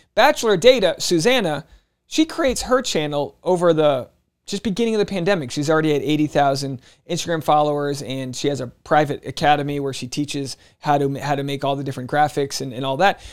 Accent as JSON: {"language": "English", "town": "Newport", "region": "Rhode Island", "country": "United States", "tie": "born or raised there", "said": "My hometown in Newport, Rhode Island"}